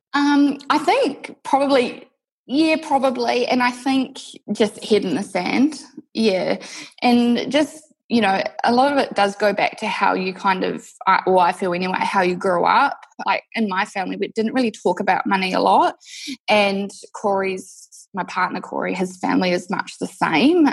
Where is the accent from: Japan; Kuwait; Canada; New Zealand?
New Zealand; moved away as an adult; now in Perth, Australia; I'm actually from New Zealand originally. I moved to Perth, Western Australia, six years ago.